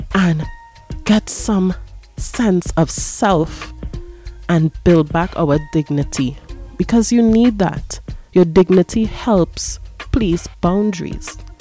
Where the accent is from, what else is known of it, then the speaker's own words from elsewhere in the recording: Trinidad & Tobago; I am black, I am Afro Trinidadian or Trinbagonian